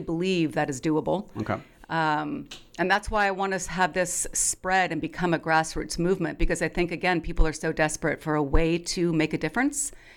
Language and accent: English; Eugene, Oregon, United States; I grew up in Eugene